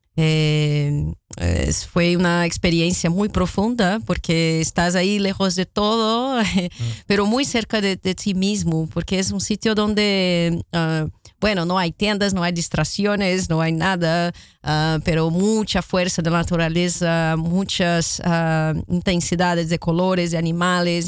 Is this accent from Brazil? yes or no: yes; Rio de Janeiro, Brazil; Spanish is a second language; moved away; Río de Janeiro, como soy, de donde soy originalmente